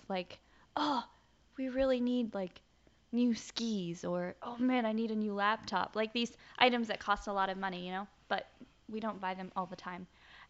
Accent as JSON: {"language": "English", "region": "the South", "country": "United States", "accent": "Southern", "said": "they didn't want to correct me on it because they thought it was my Southern accent."}